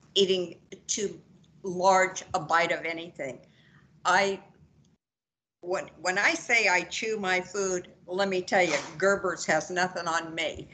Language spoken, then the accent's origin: English; Georgia, United States; I'm from Georgia.